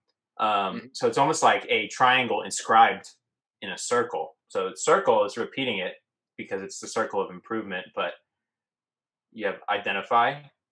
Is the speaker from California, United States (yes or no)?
no; Oklahoma, United States; born or raised there